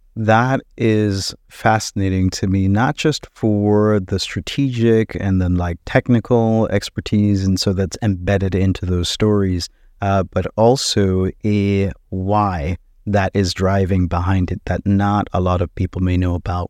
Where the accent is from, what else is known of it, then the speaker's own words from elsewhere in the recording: Jamaica; now in United States; we are from Jamaica